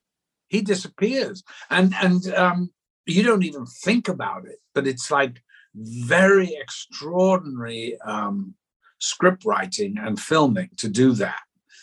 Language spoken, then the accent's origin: English; the South, United States; accent: Northern; I went to a public school, there's the other joke, in the South. And so I had my Northern accent beaten out of me very early when I was 11.